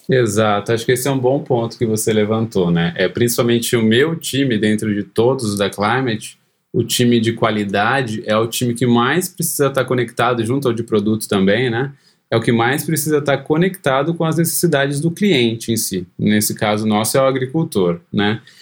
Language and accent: Portuguese; Cosmópolis, São Paulo, Brazil; moved away as an adult; also born or lived in Campinas; now in Chicago, United States; eu nasci em Campinas, mas sempre morei em Cosmópolis, cidade do interior de São Paulo